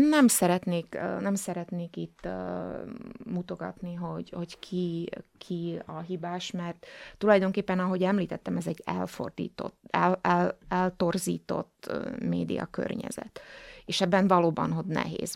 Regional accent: Slovakia; etnikai magyar vagyok

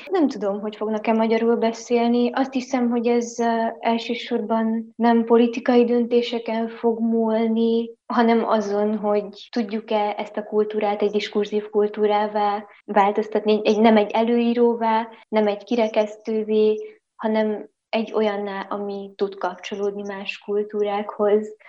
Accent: Transylvania, Romania; erdélyi magyar vagyok

